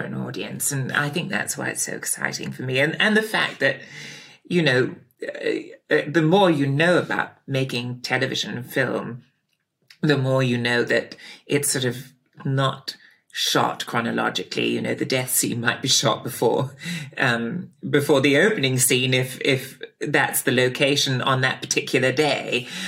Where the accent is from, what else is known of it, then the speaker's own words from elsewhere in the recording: Pangbourne, South East England, United Kingdom; also born or lived in Bradfield; my parents moved to Pangbourne when I was about five from Bradfield College